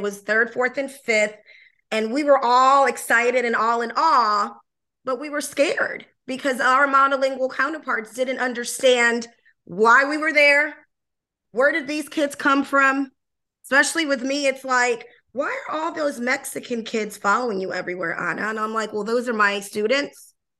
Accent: Panama; first language Spanish; English is a second language; moved away; also born or lived in New Orleans, Louisiana, United States / Austin, Texas, United States; I'm originally from Panama, moved to New Orleans, but lived in Austin for about 11 years, had to move, and I moved back.

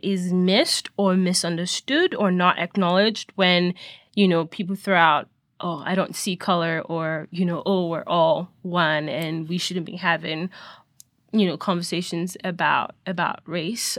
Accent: Nigeria; now in United States; I was born and raised in Nigeria, and so I grew up Nigerian.

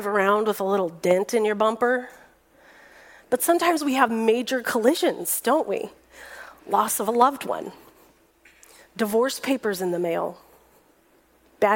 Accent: Fresno, California, United States; moved away as an adult; now in San Diego, United States; I drove that car all over my hometown of Fresno

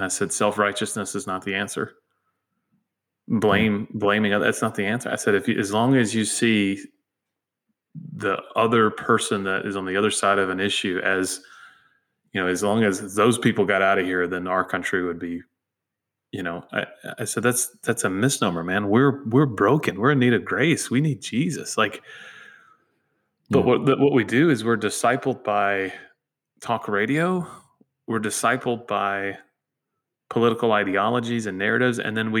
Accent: United States; And then, yes, I am an American.

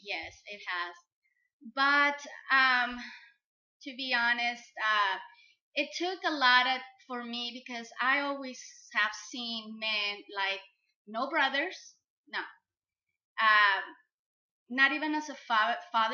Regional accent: Mexico; I'm from Mexico, but I grew up very much like with Americanized

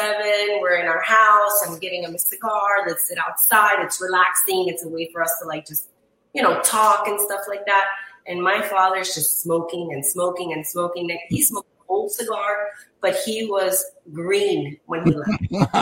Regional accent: Chile; now in Miami, United States; nobody in my family really smokes cigars as far as where I'm from. I'm from Chile.

